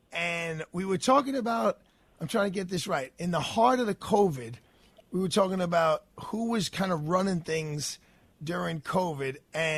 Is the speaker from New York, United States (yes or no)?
yes; New York City, New York, United States; When I grew up in Brooklyn, Brooklyn was rough.